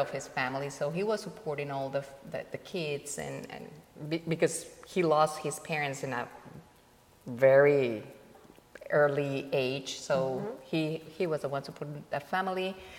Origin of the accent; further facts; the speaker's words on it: Colombia; born there; Well, yeah, I was born in Colombia. Almost 51 years ago.